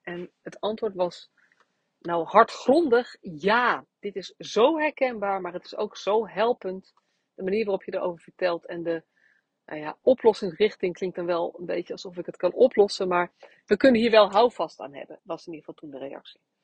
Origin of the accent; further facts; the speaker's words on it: Nunspeet, Gelderland, Netherlands; moved away; ik bij, tijdens eh, een groot deel van mijn jeugd in Nunspeet gewoond heb en dus daar ben opgegroeid